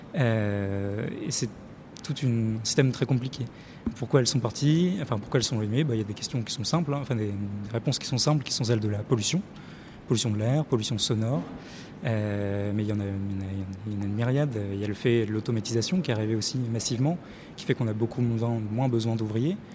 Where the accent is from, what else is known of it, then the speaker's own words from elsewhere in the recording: Lille, Hauts-de-France, France; je viens du côté de Lille et euh, tout, toute mon enfance, je me suis baladé, j'ai vu des usines partout